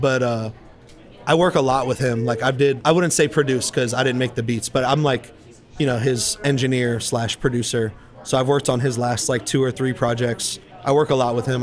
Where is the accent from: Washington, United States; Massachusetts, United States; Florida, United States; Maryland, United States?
Florida, United States; Tampa; moved away as an adult; now in Austin, United States; I grew up in Tampa, so like I kind of got I wouldn't say sick of it, but I was like you know, it's been almost 30 years I've been living in the same city.